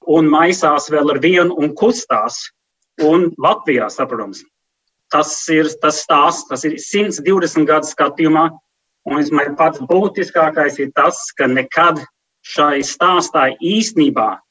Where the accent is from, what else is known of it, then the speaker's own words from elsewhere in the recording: New York, United States; moved away; also born or lived in Sweden; Mēs esam dzimuši un auguši Ņujorkas centrā ļoti multikulturālā vidē